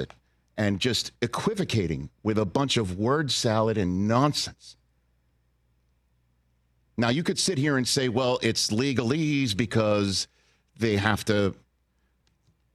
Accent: Northeast, United States; I'm from the Northeast

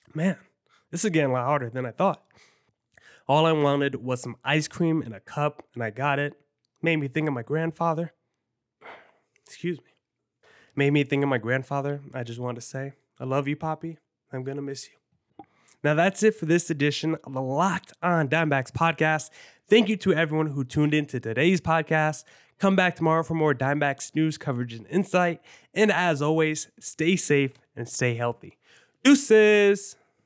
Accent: New Jersey, United States; I grew up in New Jersey

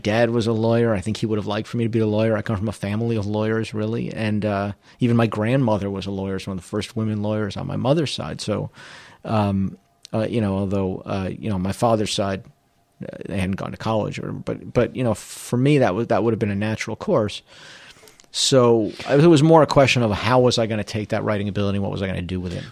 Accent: Trumbull, Connecticut, United States; I'm from Trumbull, Connecticut

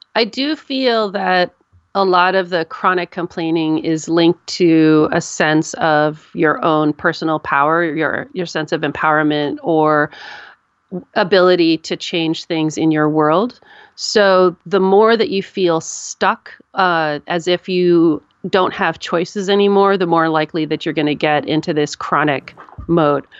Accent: United States

